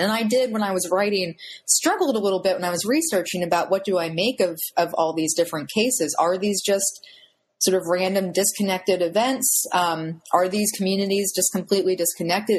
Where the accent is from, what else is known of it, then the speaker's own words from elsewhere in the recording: Pennsylvania, United States; I'm originally from Pennsylvania